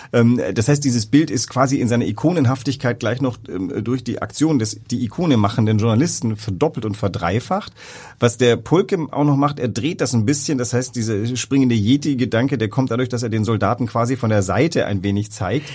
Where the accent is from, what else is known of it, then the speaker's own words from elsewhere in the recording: West Germany, Germany; als Wessi